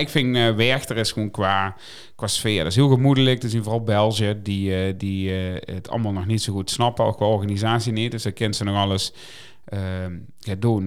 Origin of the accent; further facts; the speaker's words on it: Limburg, Netherlands; ik ben een Limburger